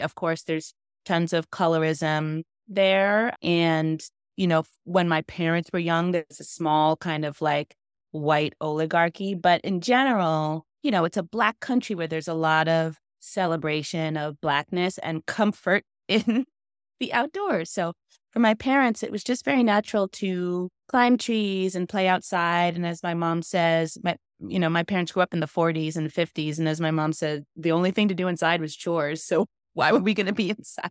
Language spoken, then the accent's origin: English; New York, United States; also born or lived in Florida; now in Boston, United States; I was born in Florida, grew up in New York